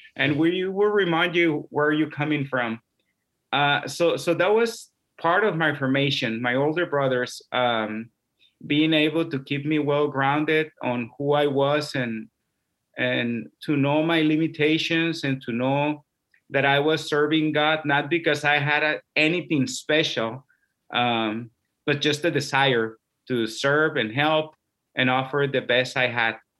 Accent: Mexicali, Baja California, Mexico; I grew up in Mexicali, Baja California, Mexico, so, so I'm Mexican

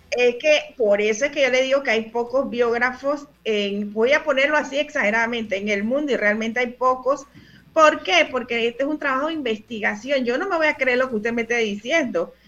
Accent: Panama; soy panameña

